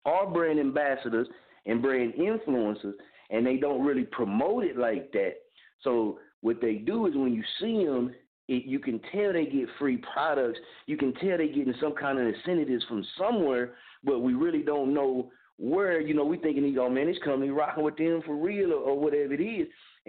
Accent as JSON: {"language": "English", "town": "Muskogee", "region": "Oklahoma", "country": "United States", "moved": "yes", "lives_now": "Wichita, United States", "said": "I'm from Muskogee, Oklahoma. I reside in Wichita, Kansas"}